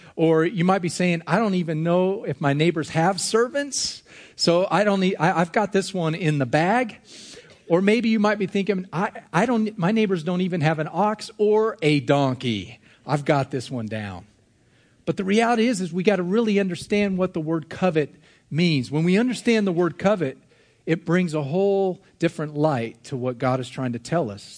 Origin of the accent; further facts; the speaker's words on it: United States; As American individuals